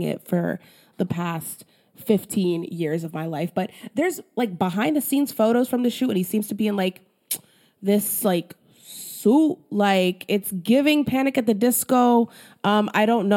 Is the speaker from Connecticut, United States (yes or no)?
no; Philadelphia, Pennsylvania, United States; I'm from Philly